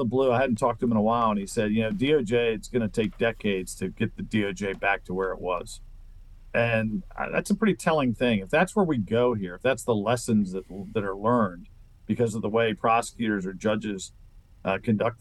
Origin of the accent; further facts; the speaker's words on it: Maryland, United States; I grew up in Maryland